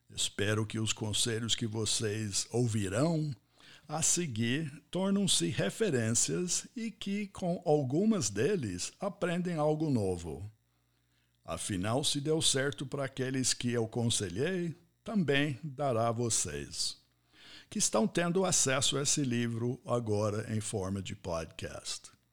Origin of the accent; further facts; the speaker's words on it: United States; Portuguese is a second language; moved away as an adult; also born or lived in Ohio; now in Brazil; Eu sou nascido, criado e formado nos Estados Unidos